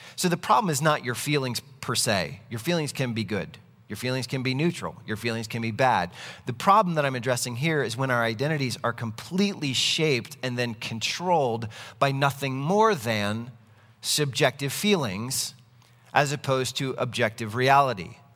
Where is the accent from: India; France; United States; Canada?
United States; I am an American citizen